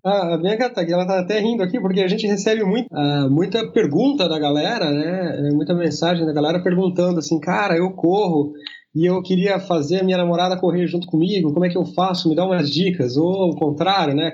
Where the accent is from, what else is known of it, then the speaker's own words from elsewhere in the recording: São Paulo, Brazil; moved away as an adult; now in Santa Catarina, Brazil; sou paulistano, né? Vivi a minha vida quase toda em São Paulo